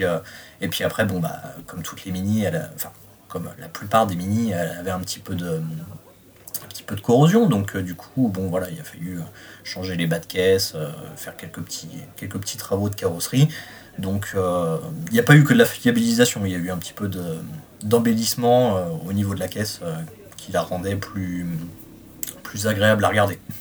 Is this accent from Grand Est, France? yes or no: yes; Reims, Grand Est, France; j'ai 33 ans, je viens de Reims